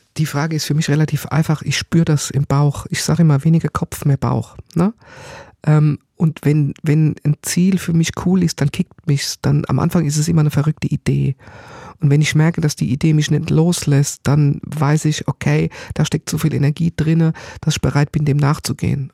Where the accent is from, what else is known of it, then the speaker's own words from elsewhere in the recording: Germany; ich bin natürlich im Odenwald aufgewachsen oder am Tor zum Odenwald, kleines Dorf, Bergdorf